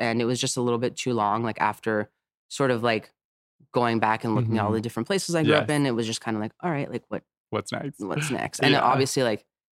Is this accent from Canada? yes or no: no; Azores, Portugal; moved away; I'm originally from Portugal.